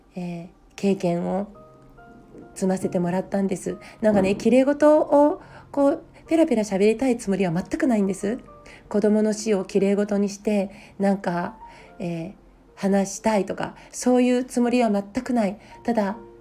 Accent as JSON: {"language": "Japanese", "town": "Hofu", "region": "Yamaguchi", "country": "Japan", "tie": "born or raised there", "also_born_or_lived": "Fukui Prefecture", "moved": "yes", "lives_now": "Niigata, Japan", "said": "福井県武府市で生まれて、えー、山口県防府市で育ちました今は新潟県に住んでいます"}